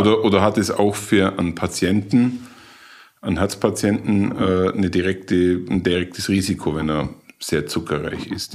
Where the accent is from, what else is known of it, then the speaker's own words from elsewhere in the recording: Allgäu, Germany; bei uns im Allgäu